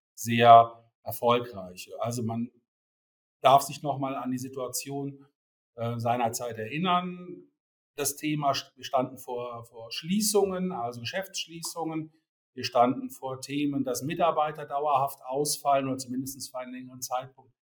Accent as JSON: {"language": "German", "region": "Rhineland", "country": "Germany", "tie": "born or raised there", "said": "ich komme gebürtig aus dem Rheinland"}